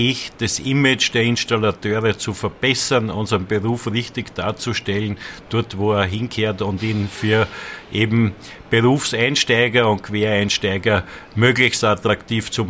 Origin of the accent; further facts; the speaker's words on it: Lower Austria, Austria; Ich bin Niederösterreicher. Ich habe bei mir in Niederösterreich einen guten Draht zur Politik.